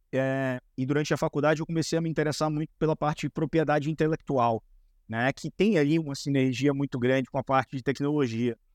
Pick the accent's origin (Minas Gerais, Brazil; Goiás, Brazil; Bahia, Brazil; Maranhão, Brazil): Bahia, Brazil; now in São Paulo, Brazil; Eu sou, eu sou da Bahia. É Mas já faz tempo. O sotaque já, ficou para trás, pô.